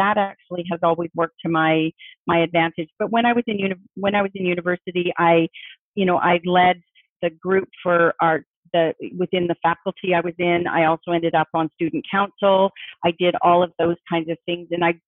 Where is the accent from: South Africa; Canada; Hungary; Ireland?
Canada; Halifax, Nova Scotia; also born or lived in England; Halifax in Nova Scotia on the East Coast, which is another major naval city. And so I did a lot of my growing up on the East Coast.